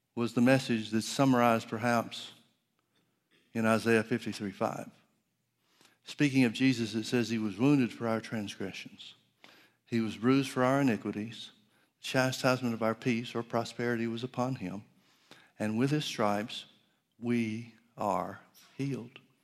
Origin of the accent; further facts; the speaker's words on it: Center Point, Alabama, United States; I grew up in Alabama in the, uh, northeast part of, uh, well, outside of Birmingham to the northeast.